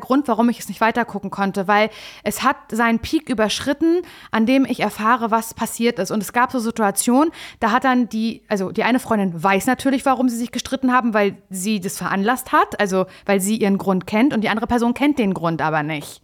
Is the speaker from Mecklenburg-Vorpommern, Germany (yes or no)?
yes; Mecklenburg-Vorpommern, Germany; ich komme ja aus MacPom und da kenne ich das unterkühlte Wesen natürlich auch